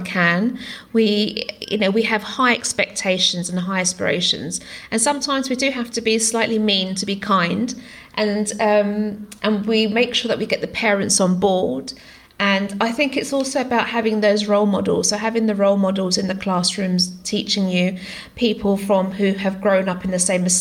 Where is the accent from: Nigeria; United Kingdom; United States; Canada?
United Kingdom; first language Greek; English is a second language; I was born in the UK, but I came from a family where English wasn't my first language. My parents were migrants to the country, and speaking Greek was my language